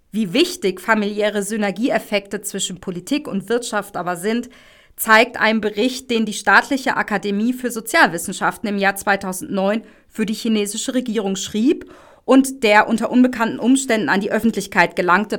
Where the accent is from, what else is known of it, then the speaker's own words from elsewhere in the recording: Germany; bei uns in Deutschland